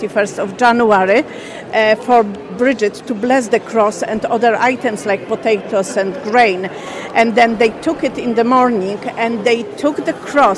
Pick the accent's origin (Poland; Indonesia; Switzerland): Poland; moved away as an adult; now in Ireland; I'm originally from Poland.